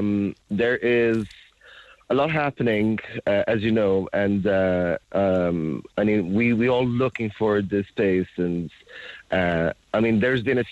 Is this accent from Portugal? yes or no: yes; Azores, Portugal; moved away as an adult; now in Cork, Ireland; I'm from Portugal, yeah, from the Azores Islands. Been here living 10 years now since last month